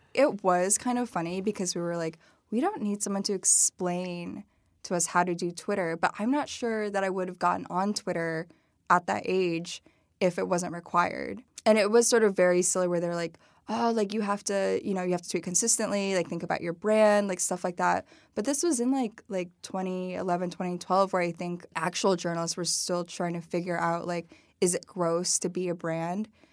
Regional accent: Dunlap, Illinois, United States; also born or lived in Madison, Wisconsin / Peoria, Illinois; we moved to Peoria, Illinois, um, pretty quickly, like I think when I was like four or five

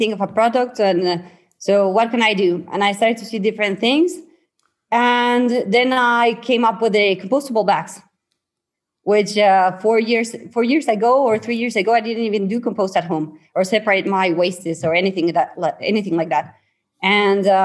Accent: San Luis Potosí, Mexico; I'm from San Luis Potosí, Mexico.

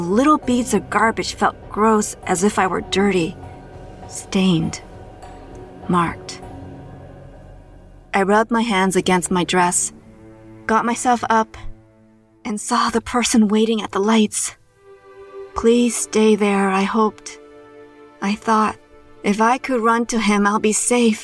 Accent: Toronto, Ontario, Canada; my hometown of Toronto, Canada.

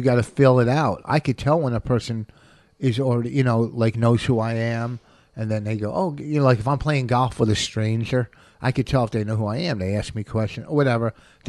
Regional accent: New Jersey, United States; born or raised there; moved away as an adult

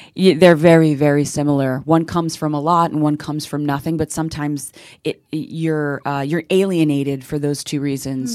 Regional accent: Central Florida, United States; also born or lived in South Bronx, New York; I moved down to, uh, Central Florida

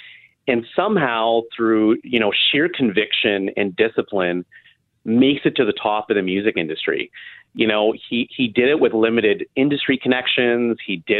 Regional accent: Waterloo, Ontario, Canada; I grew up in Waterloo, Ontario, great place to raise a family, to study.

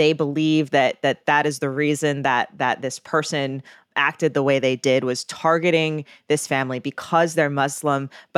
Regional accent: Chicago, Illinois, United States; as a Chicagoan of like, you know, what am I supposed to do?

